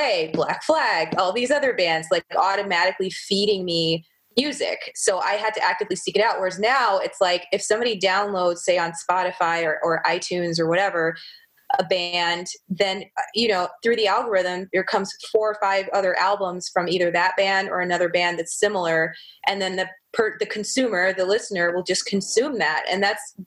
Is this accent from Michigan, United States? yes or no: yes; Michigan, United States; I grew up in Michigan